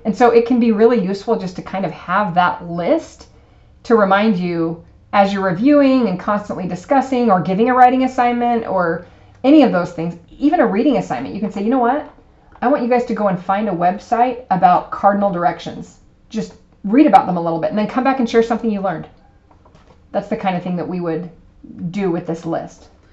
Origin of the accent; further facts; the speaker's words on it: United States; we're American